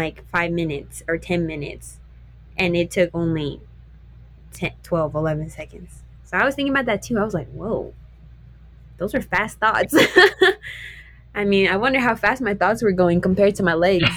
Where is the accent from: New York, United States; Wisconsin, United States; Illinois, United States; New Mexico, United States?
New Mexico, United States; I grew up in New Mexico and I get to run against these girls in New Mexico